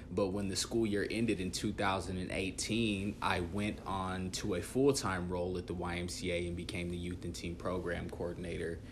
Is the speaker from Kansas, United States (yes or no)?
yes; Dodge City, Kansas, United States; moved away as an adult; also born or lived in Dumas, Texas / Guymon, Oklahoma / Spain; now in Sioux Falls, United States; was born and raised in Dodge City, Kansas.